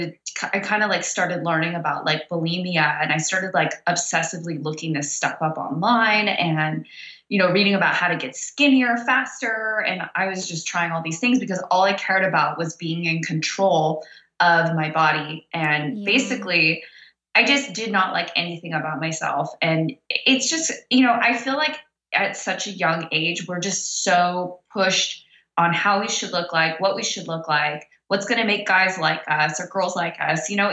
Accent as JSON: {"language": "English", "area": "Orange County", "region": "California", "country": "United States", "also_born_or_lived": "Los Angeles / Cabo San Lucas / Thailand", "moved": "as an adult", "lives_now": "Las Vegas, United States", "said": "I'm from Orange County. I grew up in the punk rock scene"}